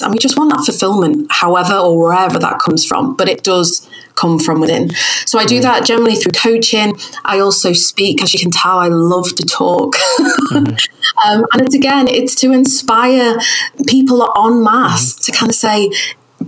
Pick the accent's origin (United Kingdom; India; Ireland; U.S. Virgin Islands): United Kingdom; accent: northern; my northern accent